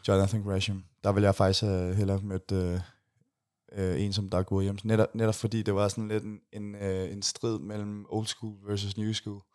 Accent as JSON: {"language": "Danish", "country": "Denmark", "said": "jeg var fra Danmark"}